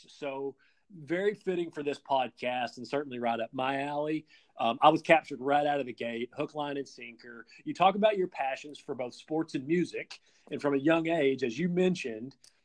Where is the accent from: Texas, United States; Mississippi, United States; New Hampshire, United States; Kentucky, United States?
Kentucky, United States; I'm born and raised in Kentucky